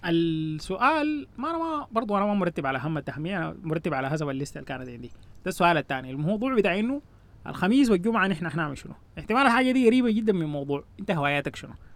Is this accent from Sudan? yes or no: yes; Sudan; نحن عندنا في السودان